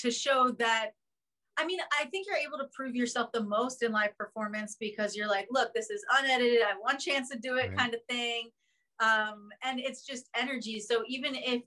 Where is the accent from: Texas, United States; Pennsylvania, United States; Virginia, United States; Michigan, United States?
Pennsylvania, United States; Philadelphia; I'm from Philadelphia